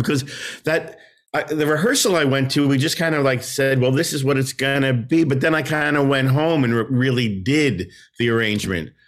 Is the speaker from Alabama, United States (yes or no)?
no; New Jersey, United States; that's my home state. So maybe they sensed, you know, hometown boy